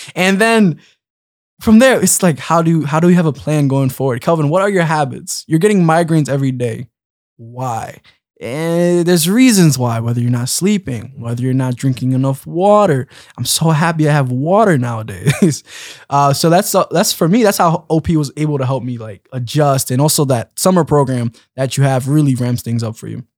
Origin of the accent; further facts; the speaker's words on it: Philadelphia, Pennsylvania, United States; I'm from Philly